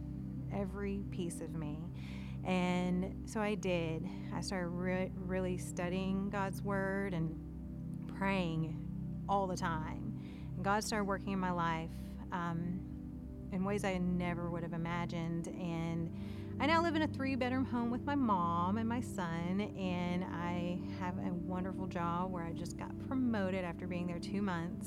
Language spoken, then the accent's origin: English; Texarkana, Texas, United States; also born or lived in San Antonio, Texas; I was born and raised in Texarkana, Texas